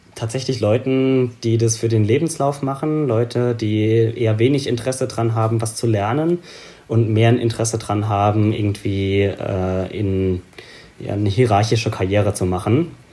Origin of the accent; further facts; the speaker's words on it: Bad Kreuznach, Rhineland-Palatinate, Germany; also born or lived in Gensingen / Berlin; ich halt hier in der Ecke groß geworden bin. Also so, ja. ich komme aus Bad Kreuznach, bin da geboren